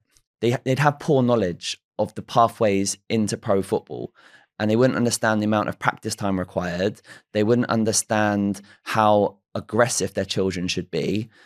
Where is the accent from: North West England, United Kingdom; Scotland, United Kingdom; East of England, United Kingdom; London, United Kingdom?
London, United Kingdom; Isleworth; born there; but I'm not from there. I was born in Isleworth, and then I've gone to live in Teddington in more recent years.